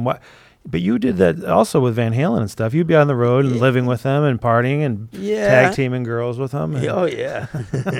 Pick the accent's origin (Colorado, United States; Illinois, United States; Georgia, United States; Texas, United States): Illinois, United States; Chicago; I'm from Chicago